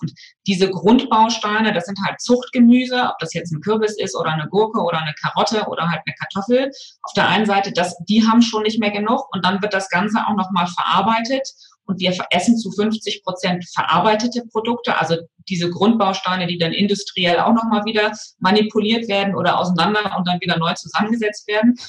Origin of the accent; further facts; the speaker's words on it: West Germany, Germany; in meiner Kindheit so in, in, in Westdeutschland